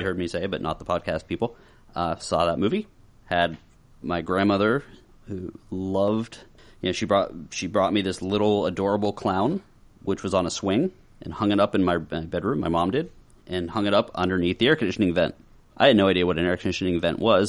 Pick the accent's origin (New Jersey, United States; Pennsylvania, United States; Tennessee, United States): Pennsylvania, United States; Monroeville; my hometown of Minerville. So, I sorta grew up in the zombie capital of the world